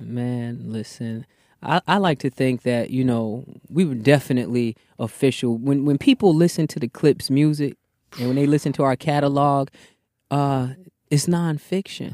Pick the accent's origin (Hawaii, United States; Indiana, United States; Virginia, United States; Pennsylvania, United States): Virginia, United States; also born or lived in Bronx, New York; Came to Virginia at the ripe old age of eight